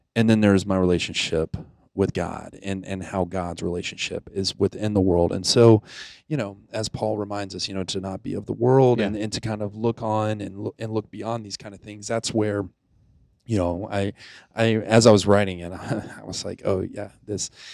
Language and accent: English; Pensacola, Florida, United States; moved away; also born or lived in Naples, Italy; I grew up in Pensacola, Florida. I was technically I was born in Naples, Italy